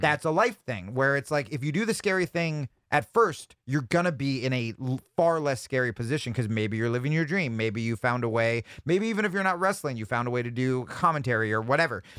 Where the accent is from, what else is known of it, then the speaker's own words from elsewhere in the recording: New Jersey, United States; I grew up in New Jersey